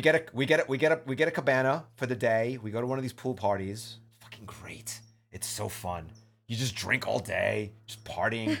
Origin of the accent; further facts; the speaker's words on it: New York, United States; now in San Francisco, United States; York, not originally, but I grew up there